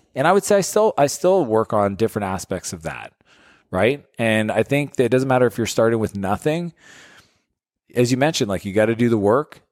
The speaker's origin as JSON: {"language": "English", "country": "Canada", "tie": "born or raised there", "said": "I'm a Canadian"}